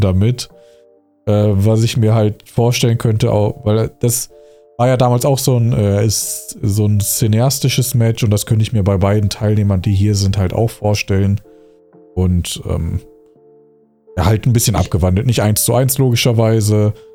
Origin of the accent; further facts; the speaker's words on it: Dormagen, North Rhine-Westphalia, Germany; now in Wuppertal, Germany; Aber ich komme ja ursprünglich aus dem Rheinland. Okay, aus einer Nachbarstadt von Köln